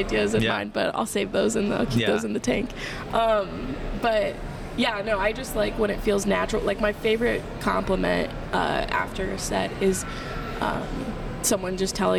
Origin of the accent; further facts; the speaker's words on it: Langley, Virginia, United States; born there; I was born in Virginia, in Langley.